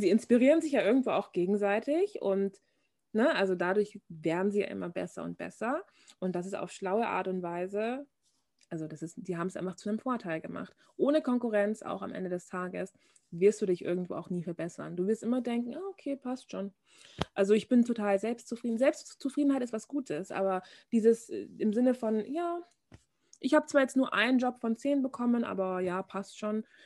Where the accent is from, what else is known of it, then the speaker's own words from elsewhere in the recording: Bavaria, Germany; also born or lived in Munich; ich komme aus Bayern